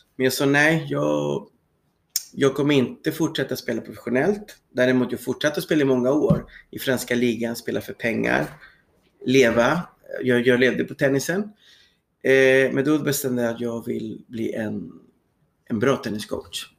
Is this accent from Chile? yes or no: yes; Santiago, Santiago Metropolitan Region, Chile; Swedish is a second language; moved away as an adult; also born or lived in Sweden; now in Södertälje, Sweden; Jag kommer från Chile, född i Santiago